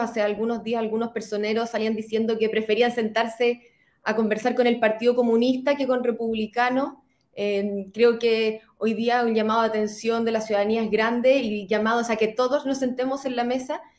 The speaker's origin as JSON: {"language": "Spanish", "country": "Chile"}